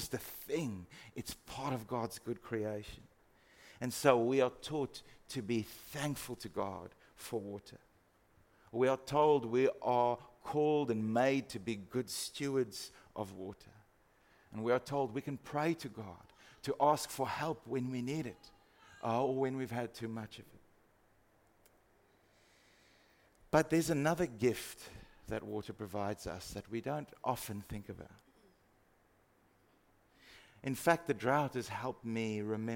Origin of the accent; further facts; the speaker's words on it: Free State, South Africa; moved away; I grew up in the Free State